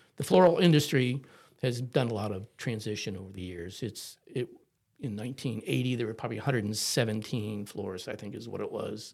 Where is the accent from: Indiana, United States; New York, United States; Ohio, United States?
Ohio, United States; Cuyahoga Falls; moved away; also born or lived in Akron, Ohio; I was born in Akron, Ohio, so we were outside of Akron in a little town called Cahagga Falls